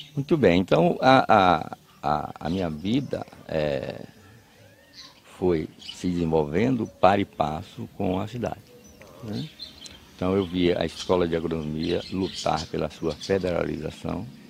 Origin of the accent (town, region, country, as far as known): Cruz das Almas, Bahia, Brazil; born or raised there; also born or lived in Cachoeira, Bahia / Jussari, Bahia